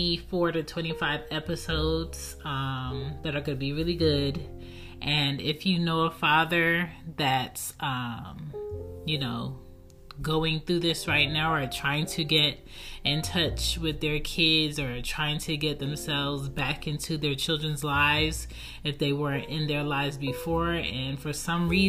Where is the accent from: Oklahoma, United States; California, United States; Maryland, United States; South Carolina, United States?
Maryland, United States; Baltimore; born or raised there; also born or lived in Philadelphia, Pennsylvania